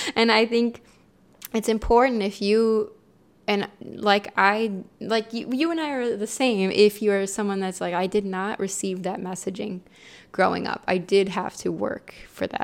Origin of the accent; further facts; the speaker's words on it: Ohio, United States; also born or lived in California; in Ohio, where I'm from, born and raised